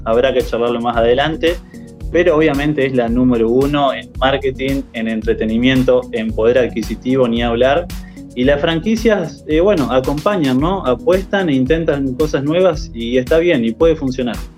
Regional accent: Argentina; como argentino

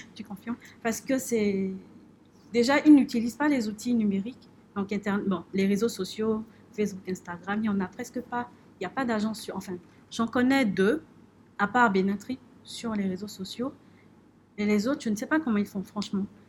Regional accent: Benin; Nous sommes ambassadeurs du Bénin

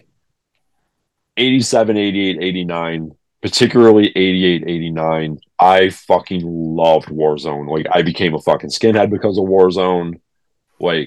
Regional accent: Buffalo, New York, United States; I grew up in Buffalo, lived in Buffalo for many years

